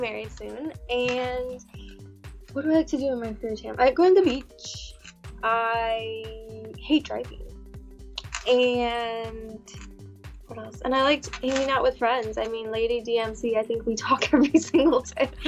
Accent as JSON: {"language": "English", "country": "United States", "tie": "born or raised there", "said": "I'm South Indian. I'm Gujarati, so but I was born and raised here in the states."}